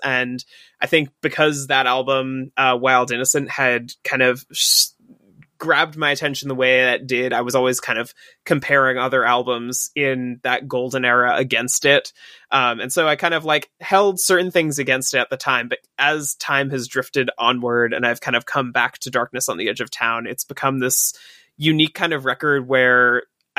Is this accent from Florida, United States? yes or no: no; New York, United States; a part of my childhood and a part of growing up in New York